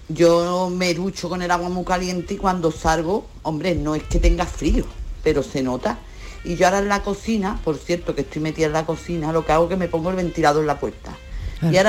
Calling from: Seville, Andalusia, Spain; Pepe y compañía … de Sevilla.

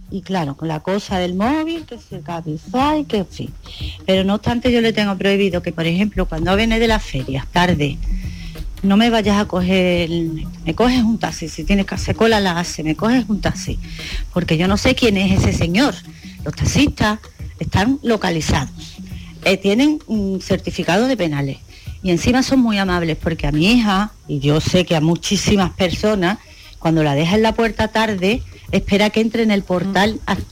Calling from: Seville, Andalusia, Spain; de Sevilla.

